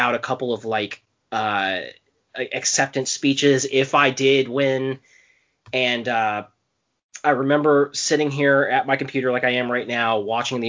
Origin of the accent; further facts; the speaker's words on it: Southwestern Indiana, United States; moved away as an adult; also born or lived in South Central Pennsylvania; now in Pennsylvania, United States; I live in South Central Pennsylvania for the last 4 years, but I'm originally from Southwestern Indiana.